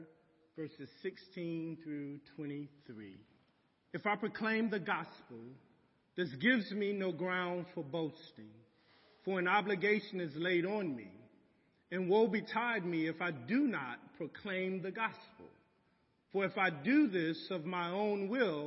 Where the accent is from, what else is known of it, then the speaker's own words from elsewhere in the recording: United States; I love being an American